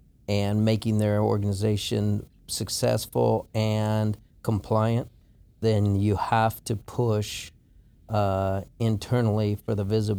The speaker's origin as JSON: {"language": "English", "region": "Colorado", "country": "United States", "tie": "born or raised there", "also_born_or_lived": "Omaha, Nebraska", "moved": "as an adult", "lives_now": "Houston, United States", "said": "I grew up in Colorado."}